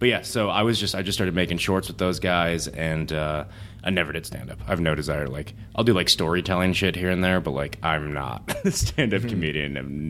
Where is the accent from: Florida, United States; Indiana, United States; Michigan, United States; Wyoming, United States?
Michigan, United States; Like, I grew up in Michigan